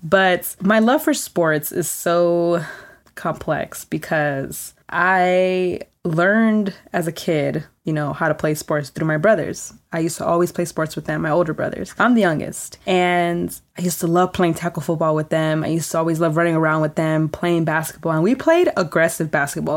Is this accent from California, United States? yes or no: yes; California, United States; I'm born and raised in California